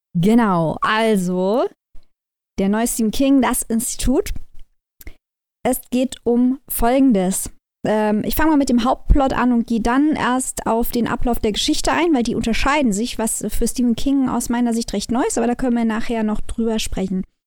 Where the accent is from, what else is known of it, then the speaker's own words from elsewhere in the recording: Germany; wir als Deutsche